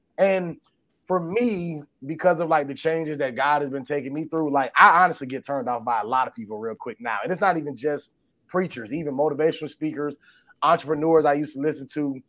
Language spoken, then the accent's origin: English; Atlanta, Georgia, United States; the church that we grew up in Atlanta